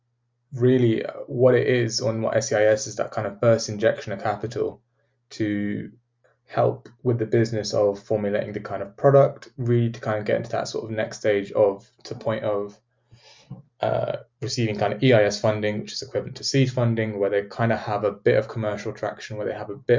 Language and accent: English; United Kingdom; as British people